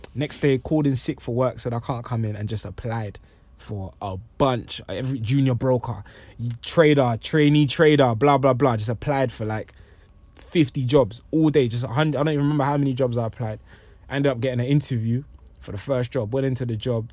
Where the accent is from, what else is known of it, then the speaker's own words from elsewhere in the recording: London, United Kingdom; also born or lived in Congo / New York; I'm originally from Congo and I left when I was, um, about six or seven years old. And I've been in, been in London since then